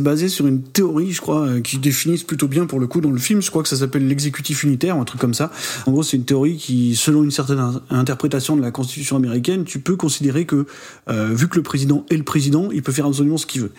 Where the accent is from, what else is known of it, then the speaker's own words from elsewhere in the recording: France; en tant qu'Européens, en tant que Français